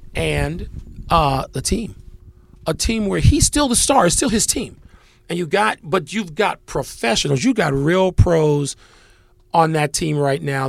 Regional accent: Chicago, Illinois, United States; moved away as an adult; now in Washington, D.C., United States; I'm a Chicagoan. I mean, I've lived the last forty years in D C

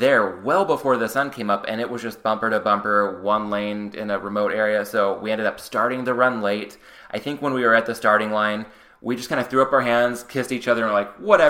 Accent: San Diego, California, United States; now in Los Angeles, United States; my hometown

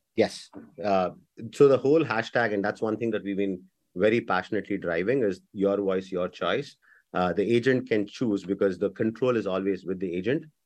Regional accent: India; moved away; also born or lived in Bangalore; I'm born and raised in India

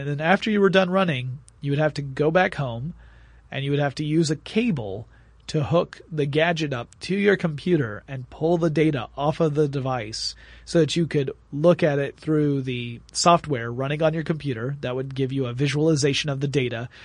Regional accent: Atlanta, Georgia, United States; I'm from Atlanta, Georgia

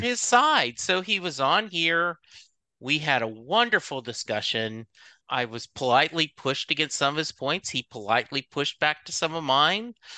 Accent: Louisiana, United States; I grew up in Louisiana

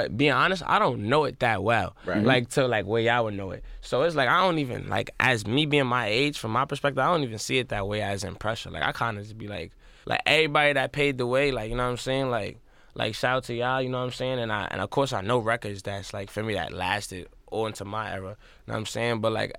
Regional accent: South Bronx, New York, United States; I'm from the South Bronx, and I got into music and into like where I'm at, like really just off of self-hustling

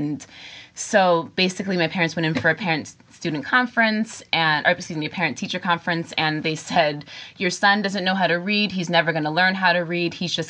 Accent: Catskill Mountains, upstate New York, United States; moved away; also born or lived in Bronx, New York City; my parents are from the Bronx, and I say that because I grew up in the Catskill Mountains in upstate New York. And it's important to say that because I grew up in a very, very small town, in a town of 600 people. And we were the only family of color.

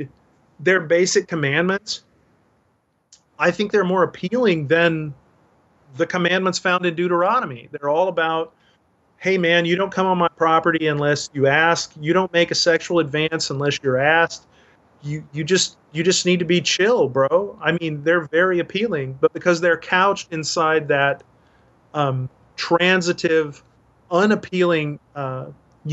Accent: Dallas, Texas, United States; my hometown in Dallas

